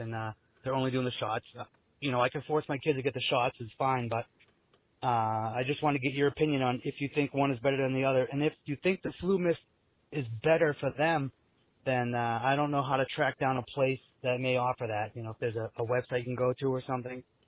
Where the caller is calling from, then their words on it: New Hampshire, United States; I'm calling from New Hampshire